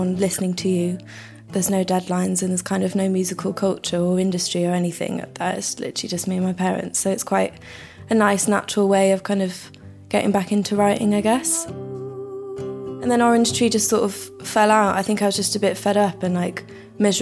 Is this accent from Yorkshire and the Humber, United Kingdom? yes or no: yes; Yorkshire and the Humber, United Kingdom; now in London, United Kingdom; I'm from Yorkshire